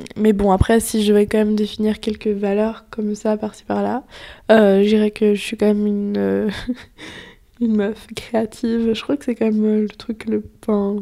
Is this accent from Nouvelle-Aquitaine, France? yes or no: no; Nantes, Pays de la Loire, France; moved away as an adult; now in Paris, France; je viens de Nantes, donc un ah, peu à côté de Nantes.